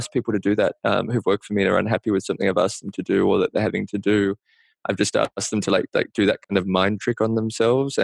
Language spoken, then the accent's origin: English; Australia; now in New York, United States; stuff that I feel like really as an Australian kind of like gives me the chills